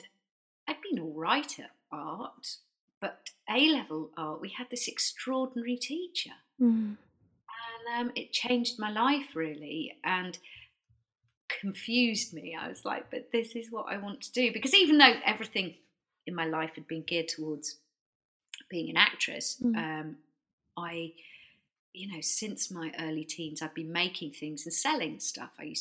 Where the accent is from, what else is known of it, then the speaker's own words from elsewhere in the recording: near Stratford-upon-Avon, West Midlands, United Kingdom; now in Brighton, United Kingdom; I grew up in the Midlands, lived quite near to Stratford upon Avon